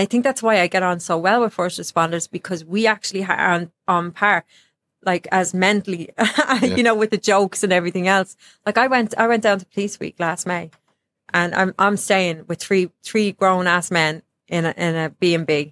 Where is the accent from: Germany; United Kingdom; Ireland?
Ireland; now in United States